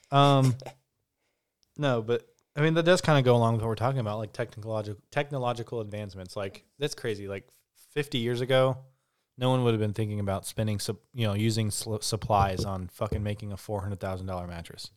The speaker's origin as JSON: {"language": "English", "country": "United States", "said": "we're American"}